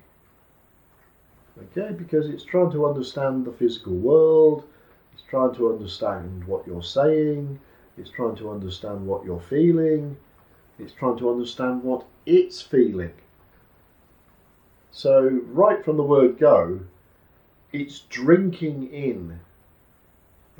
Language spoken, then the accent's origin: English; United Kingdom; being a Brit, a British person